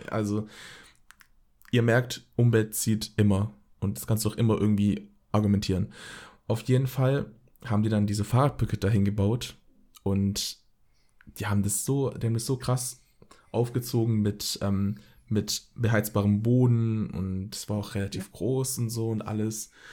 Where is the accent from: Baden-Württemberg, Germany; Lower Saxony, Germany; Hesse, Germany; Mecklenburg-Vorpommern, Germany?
Baden-Württemberg, Germany; Dusslingen; also born or lived in Frohndorf; now in Cologne, Germany; born, born in Frohndorf, lived in Frohndorf, raised in Dusslingen and then lived in Cologne, Er äh, based, based in Cologne.